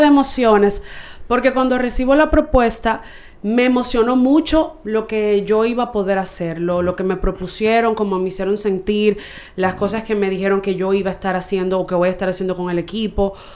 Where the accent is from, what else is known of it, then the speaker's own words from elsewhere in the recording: Santo Domingo, Distrito Nacional, Dominican Republic; soy de aquí, de Santo Domingo